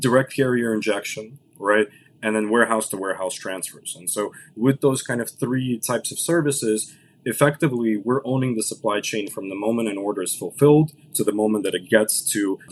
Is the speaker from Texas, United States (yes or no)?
no; Los Angeles, California, United States; first language Russian; English is a second language; My parents moved over here in the early 90s to LA. I was born in 93. I grew up, you know, with Russian as my first language, you know, learned English in the ESL program